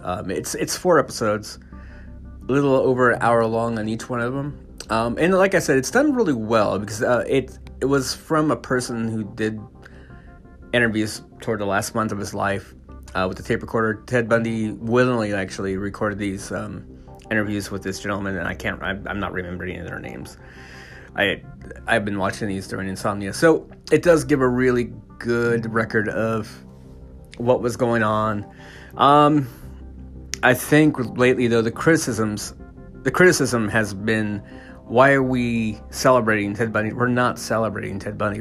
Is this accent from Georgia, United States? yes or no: no; California, United States; I grew up in California in the early '80s